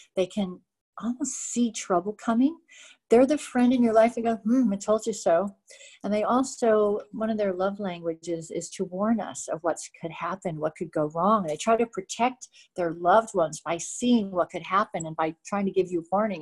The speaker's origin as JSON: {"language": "English", "town": "Montreal", "region": "Quebec", "country": "Canada", "tie": "born or raised there", "said": "I was born in Montreal"}